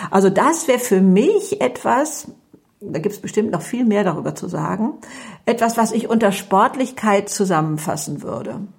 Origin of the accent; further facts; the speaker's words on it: Hamburg, Germany; Ja, also ich komme aus Hamburg und bin ähm, 72 Jahre alt, ich habe drei Kinder und drei Enkelkinder oder so etwas.